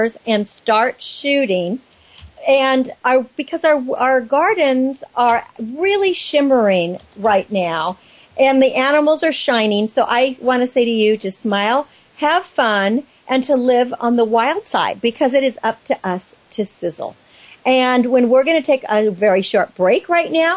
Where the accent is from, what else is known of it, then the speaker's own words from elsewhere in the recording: Napa Valley, California, United States; as a child growing up in Napa Valley